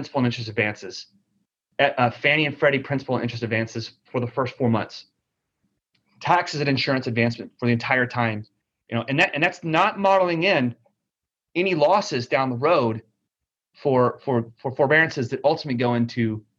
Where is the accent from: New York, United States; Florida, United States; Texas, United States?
Texas, United States; I'm from Texas